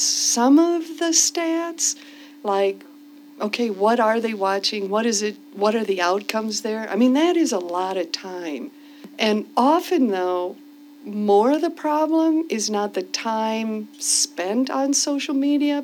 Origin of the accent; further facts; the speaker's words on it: Wisconsin, United States; moved away as an adult; also born or lived in Argentina; I grew up in Wisconsin